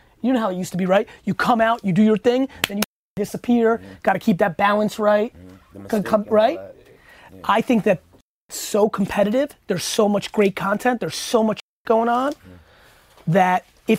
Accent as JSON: {"language": "English", "town": "Edison", "region": "New Jersey", "country": "United States", "tie": "born or raised there", "said": "I grew up in Edison, New Jersey. Good mixed culture. I'm 41"}